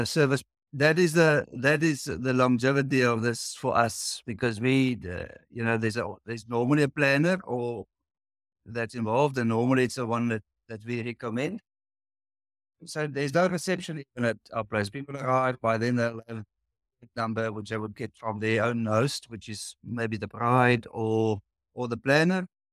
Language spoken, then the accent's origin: English; Cape Town, Western Cape, South Africa; we're from the Cape Town in South Africa.